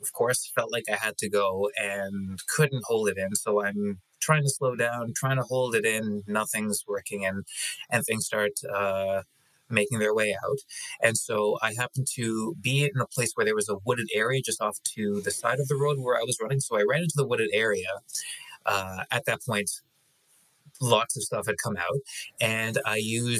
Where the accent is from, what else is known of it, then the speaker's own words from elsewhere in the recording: Canada; I'm Canadian.